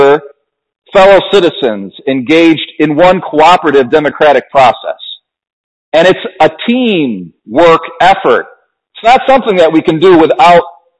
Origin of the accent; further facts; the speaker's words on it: United States; we as Americans